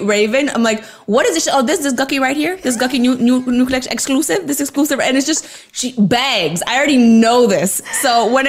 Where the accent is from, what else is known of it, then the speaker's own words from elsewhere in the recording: Toronto, Ontario, Canada; moved away; So I'm from Toronto.